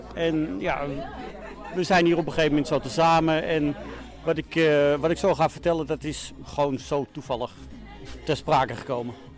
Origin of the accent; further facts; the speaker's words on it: Amsterdam, North Holland, Netherlands; moved away as an adult; ik kom uit Amsterdam-West vandaan